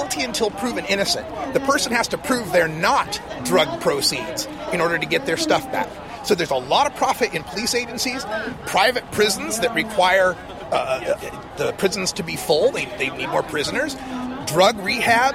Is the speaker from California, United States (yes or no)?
no; Portland, Oregon, United States; I'm from Portland, Oregon